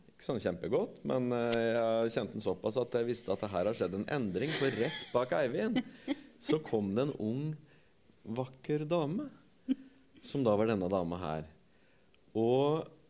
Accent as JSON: {"language": "Norwegian", "town": "Torp", "country": "Norway", "said": "jeg er fra Torp"}